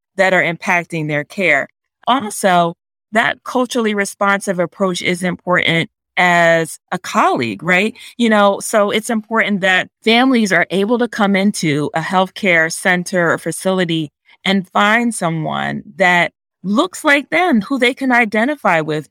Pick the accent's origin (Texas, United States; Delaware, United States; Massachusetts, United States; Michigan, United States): Delaware, United States; I was actually born and raised in Delaware